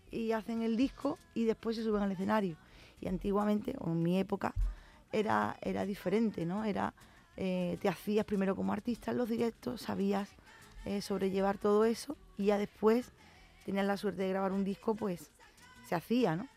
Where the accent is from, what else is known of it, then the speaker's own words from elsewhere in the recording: San Fernando, Andalusia, Spain; lo que soy yo, una cañailla, ¿no? los que somos de San Fernando nos dicen